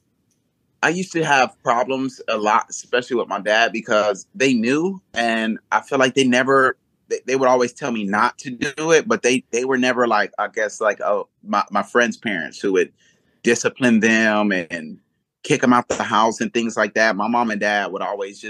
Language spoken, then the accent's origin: English; Los Angeles, California, United States; also born or lived in Georgia; where I grew up in South Central